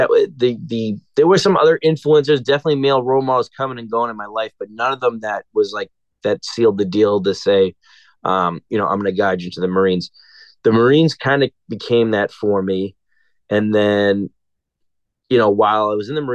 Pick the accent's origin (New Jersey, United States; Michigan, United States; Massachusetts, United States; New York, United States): Massachusetts, United States; Everett; also born or lived in Boston, Massachusetts; I grew up in Everett, Massachusetts.